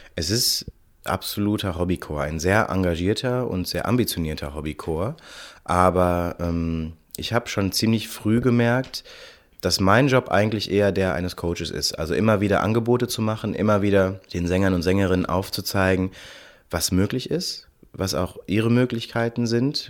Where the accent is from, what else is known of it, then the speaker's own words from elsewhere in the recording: Cologne, North Rhine-Westphalia, Germany; Und ich komme aus Köln und bin 33 Jahre alt